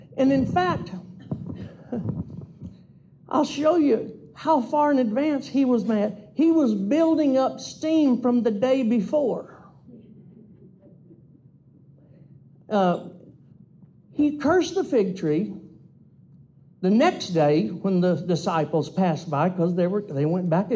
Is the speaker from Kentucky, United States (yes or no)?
no; Louisiana, United States; I grew up in Louisiana. We're Cajuns.